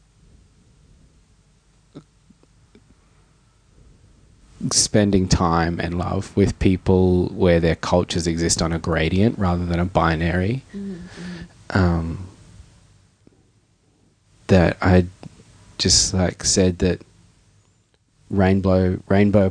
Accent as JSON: {"language": "English", "town": "Darwin", "region": "Northern Territory", "country": "Australia", "tie": "born or raised there", "said": "all the boys that I grew up in Darwin breaking"}